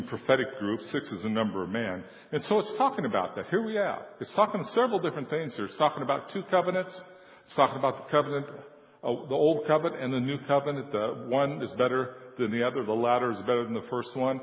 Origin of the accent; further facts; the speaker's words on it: San Joaquin Valley, California, United States; I was born in California and raised in the San Joaquin Valley